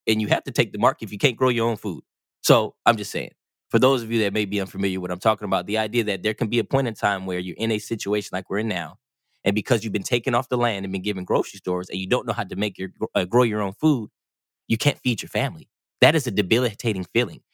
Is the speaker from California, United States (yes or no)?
yes; California, United States; moved away; I'm from California